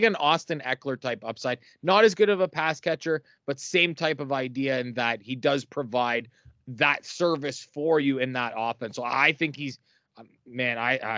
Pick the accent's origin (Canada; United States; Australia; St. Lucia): Canada; it's close to our heart here as a Canadian